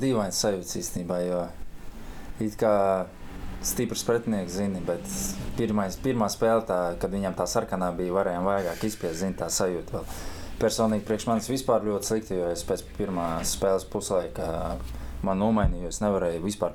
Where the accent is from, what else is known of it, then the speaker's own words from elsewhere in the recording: Riga, Latvia; no Rīgas, jā, bet sāk, pirmais klubs mans bija Auda